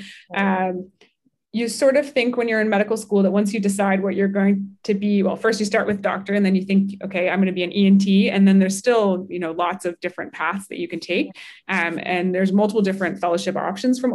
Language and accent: English; Halifax, Nova Scotia, Canada; also born or lived in Toronto, Canada / Salt Lake City, United States; I'm from Halifax and Dartmouth and went to Toronto to do that first degree.